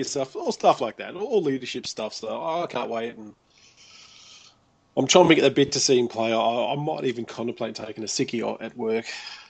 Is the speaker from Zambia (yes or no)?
no; Australia; born or raised there